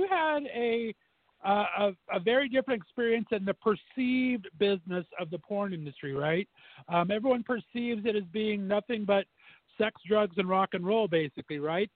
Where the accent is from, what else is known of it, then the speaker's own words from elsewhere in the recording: Southern California, United States; I was born and raised in Southern California